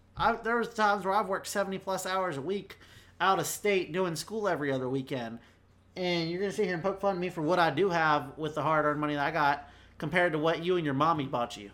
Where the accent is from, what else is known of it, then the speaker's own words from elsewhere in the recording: North Carolina, United States; also born or lived in Florida / Virginia; I was born in South Carolina, but raised in Florida and then primarily North Carolina